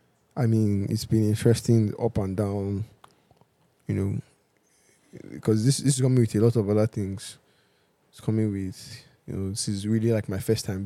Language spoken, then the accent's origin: English; Ile Oluji, Ondo, Nigeria; No, I'm not from Benin. I am Yoruba. I'm from Ondo State. I'm from a place called Ile Oluji Okeibo, which is very close.